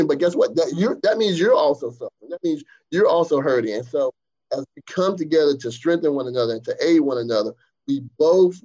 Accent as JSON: {"language": "English", "region": "Eastern North Carolina", "country": "United States", "tie": "born or raised there", "said": "I grew up in the East"}